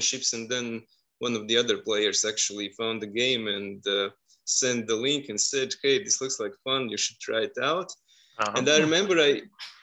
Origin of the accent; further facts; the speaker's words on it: Riga, Latvia; I'm from Riga, Latvia.